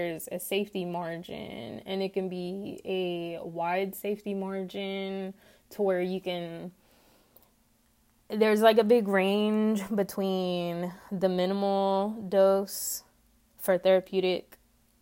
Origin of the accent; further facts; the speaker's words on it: Texas, United States; accent: twangy; I do know where I live in Texas